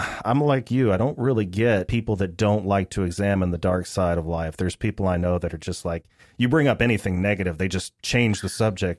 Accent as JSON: {"language": "English", "region": "Texas", "country": "United States", "tie": "born or raised there", "said": "I was born and raised in Texas, but I have never gotten used to the Texas heat and humidity."}